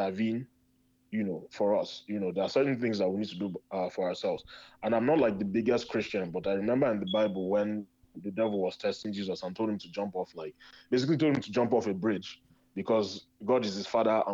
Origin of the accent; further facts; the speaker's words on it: Nigeria; now in Chicago, United States; as a Nigerian, as a young Nigerian